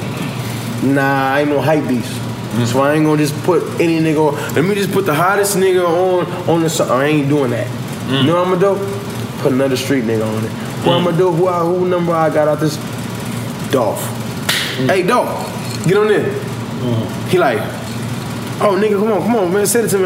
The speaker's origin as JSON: {"language": "English", "town": "Long Beach", "region": "California", "country": "United States", "said": "I'm from Long Beach."}